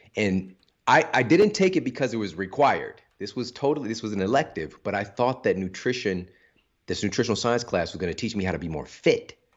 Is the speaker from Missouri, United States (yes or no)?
yes; St. Louis, Missouri, United States; I'm from Saint Louis